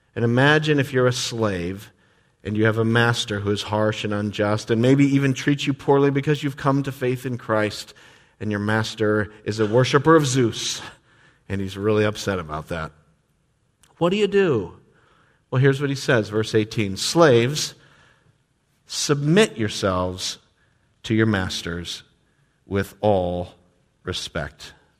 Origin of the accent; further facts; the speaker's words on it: United States; grew up in this country